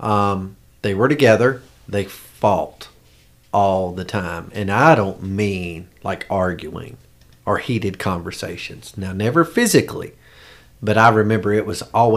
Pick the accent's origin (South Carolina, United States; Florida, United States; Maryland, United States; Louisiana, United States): South Carolina, United States; York; also born or lived in Charleston, South Carolina; I grew up in York, South Carolina.